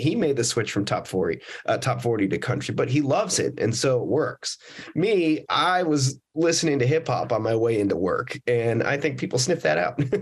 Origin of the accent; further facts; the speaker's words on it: Las Vegas, Nevada, United States; I grew up in uh, Las Vegas, Nevada